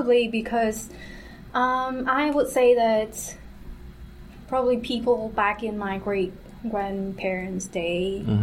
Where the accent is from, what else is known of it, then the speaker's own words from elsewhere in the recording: Hanoi, Vietnam; moved away as an adult; I'm from Hanoi, Vietnam, so it's the capital city.